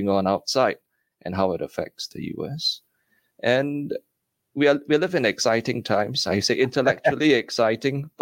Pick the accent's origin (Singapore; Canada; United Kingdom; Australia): Singapore; moved away as an adult; also born or lived in Stockholm, Sweden; now in United States; as a Singaporean in Sweden